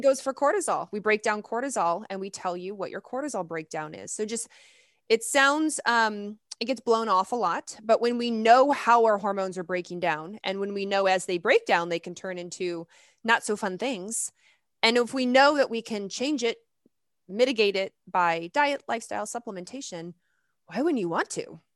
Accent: Lexington, Kentucky, United States; I grew up in the South. I grew up in Lexington, Kentucky

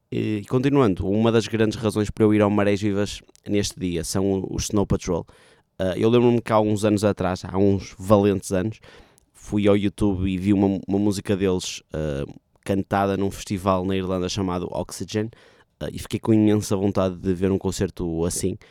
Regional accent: Vila Nova de Gaia, Norte, Portugal; Vila Nova de Gaia, terra de onde eu sou

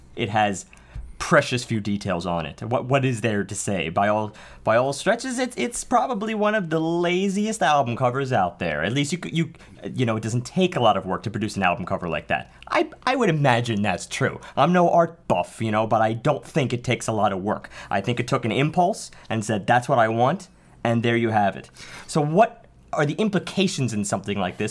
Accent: New York City, New York, United States; I can not claim to be anything besides a Staten Islander.

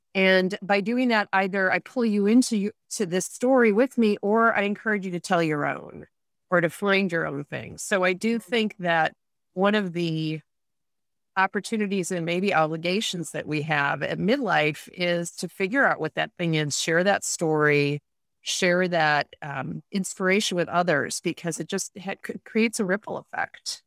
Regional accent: Rochester, New York, United States; born or raised there; moved away as an adult; also born or lived in Vienna / Munich

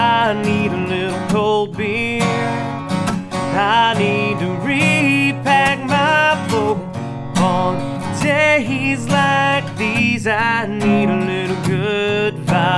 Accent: Atlanta, Georgia, United States; born there; You know, I was born in Atlanta and grew up there for a little while.

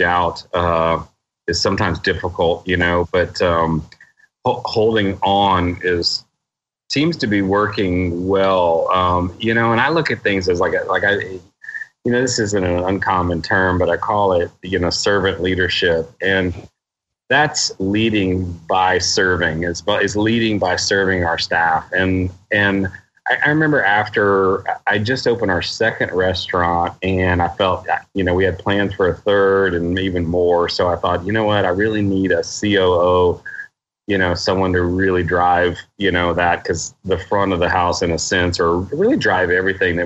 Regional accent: Houston, Texas, United States; also born or lived in Colorado; I grew up in Houston

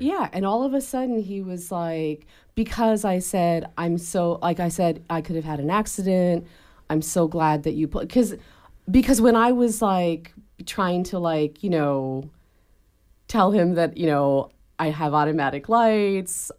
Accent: Canada; moved away; I was raised in Canada by parents who taught me when I was little that the police were the good guys

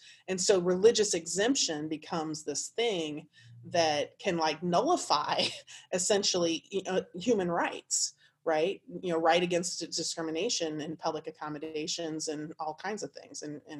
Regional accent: Indiana, United States; Particularly, I came from Indiana. I lived there for 17 years.

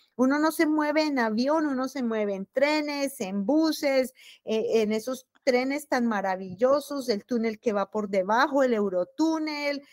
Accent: Bogotá, Colombia; moved away as an adult; also born or lived in Europe; now in Terre Haute, United States; yo soy muy orgullosa de ser bogotana

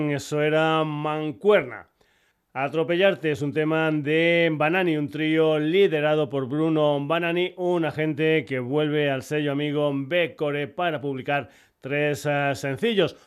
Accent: Badajoz province, Extremadura, Spain; En mi tierra, en la población pacense de Puerto Urraco

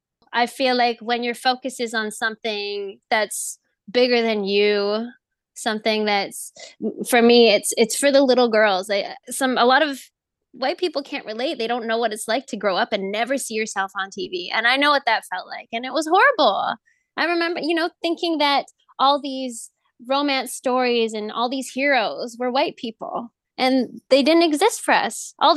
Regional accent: Philippines; All the stereotypes, like I'm Filipino, so that's not my stereotype.

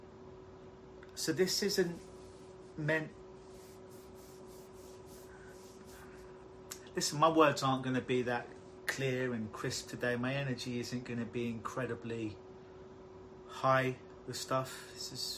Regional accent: London, United Kingdom; now in Toronto, Canada; if you haven't told by my accent, I'm originally from London, England

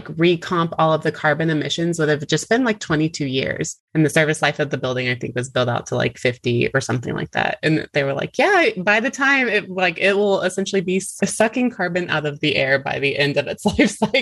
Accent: Alabama, United States; moved away; I'm originally from Alabama

